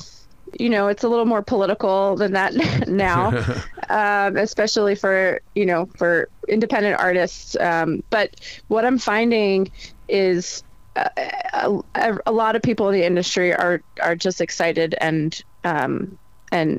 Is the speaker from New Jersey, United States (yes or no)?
yes; New Jersey, United States; I'm from New Jersey